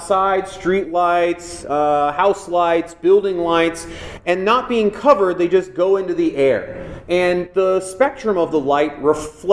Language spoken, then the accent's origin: English; Los Angeles, California, United States; I grew up in Los Angeles